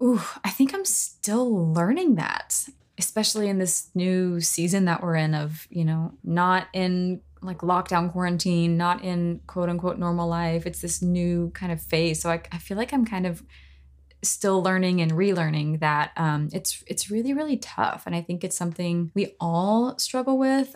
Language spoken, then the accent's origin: English; Knoxville, Tennessee, United States; high school in my hometown of Knoxville